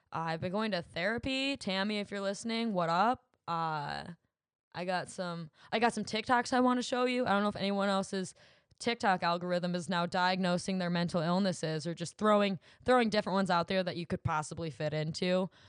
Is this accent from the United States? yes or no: yes; Williamston, United States; my hometown of Williamston.